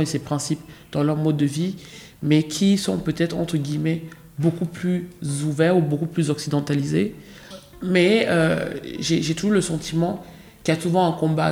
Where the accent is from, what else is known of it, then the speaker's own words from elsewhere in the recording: France; j'ai grandi aussi en France